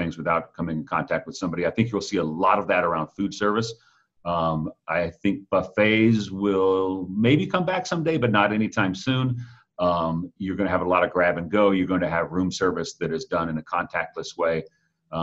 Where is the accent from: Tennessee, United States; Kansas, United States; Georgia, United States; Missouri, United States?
Georgia, United States; Atlanta; moved away as an adult; now in Washington, D.C., United States; I had the chance to be back in my hometown of Atlanta just for a day this past Friday